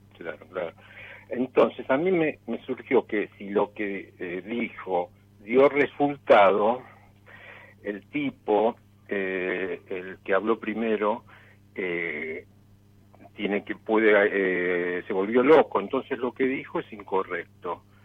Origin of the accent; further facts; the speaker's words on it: Buenos Aires, Argentina; Y soy de Palermo.